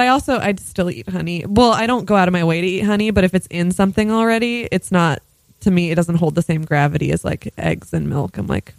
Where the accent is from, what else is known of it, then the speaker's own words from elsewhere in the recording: Rutland, Vermont, United States; I am also from a heroin town. The New York Times wrote an article about Rutland, Vermont, my hometown.